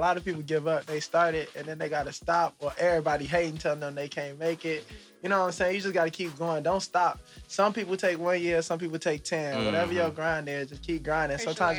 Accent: Chicago, Illinois, United States; Born and raised Southside Chicago, 47th Street.

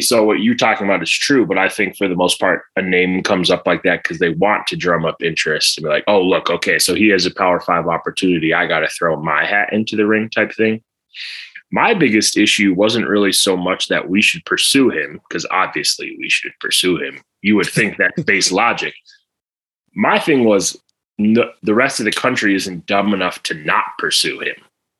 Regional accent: East Coast, United States; now in Boulder, United States; I'm from the East Coast.

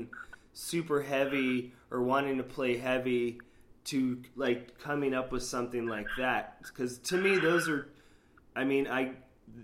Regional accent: Sarasota, Florida, United States; now in Gainesville, United States; I grew up in Sarasota, Florida

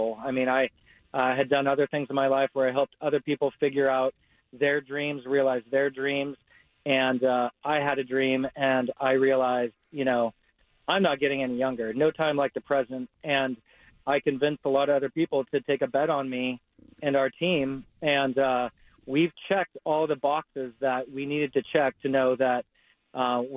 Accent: Gladstone, Oregon, United States; I grew up in Gladstone

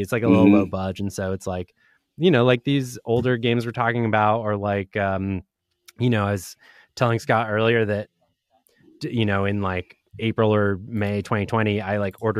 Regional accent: Argentina; I'm from Argentina, so it's like this was a huge World Cup year for me.

